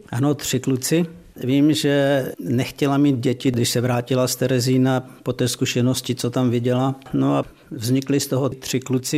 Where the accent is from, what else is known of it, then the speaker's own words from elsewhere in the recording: Rožnov pod Radhoštěm, Zlín Region, Czechia; moved away as an adult; also born or lived in Switzerland / United States; vyrůstali jsme tady v Rožnově